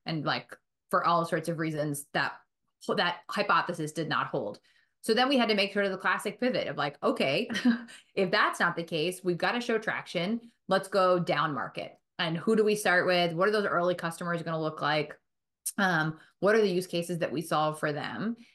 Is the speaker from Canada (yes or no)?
no; Boston, Massachusetts, United States; also born or lived in Milton / Chestnut Hill / West Roxbury; I grew up, um, in Boston, right outside of Boston